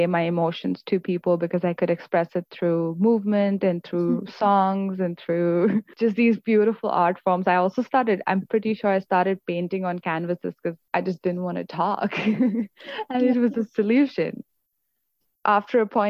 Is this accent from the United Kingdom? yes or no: no; Mumbai, Maharashtra, India; now in Canada; I grew up in Mumbai